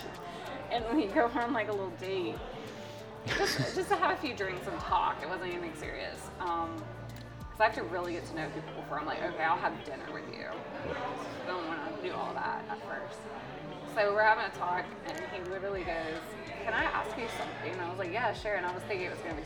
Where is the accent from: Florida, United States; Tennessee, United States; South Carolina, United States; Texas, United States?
South Carolina, United States; Westminster; the Chattooga River, which is where I grew up in South Carolina. I grew up out there on that river